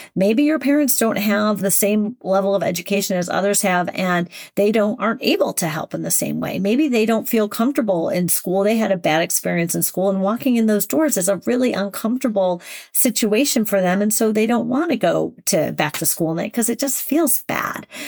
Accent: Shaker Heights, Ohio, United States; I'm from Shaker, would assume I was rich, which, in fact, my family was not rich

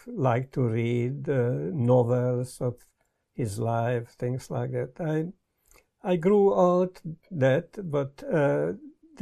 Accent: Budapest, Hungary; also born or lived in California; now in Brighton, United Kingdom; I was born in Budapest, Hungary, don't even dare to say, long time ago

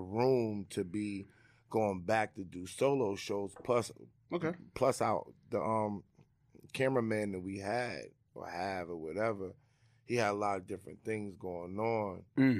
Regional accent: New York City, New York, United States; I'm from Rochdale Village.

